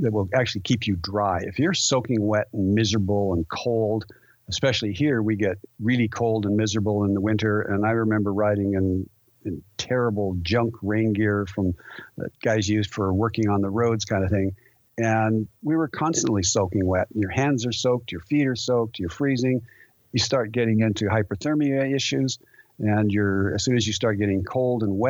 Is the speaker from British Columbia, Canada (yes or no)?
yes; Vancouver, British Columbia, Canada; growing up in Vancouver